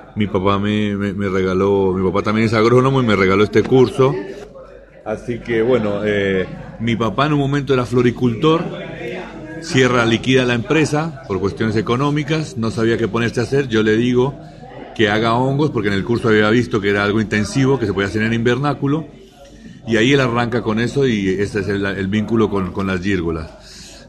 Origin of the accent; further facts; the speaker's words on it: Colombia; moved away as an adult; also born or lived in Bogotá; now in Argentina; Yo soy colombiano, eh, vine a Argentina eh, en el año 2004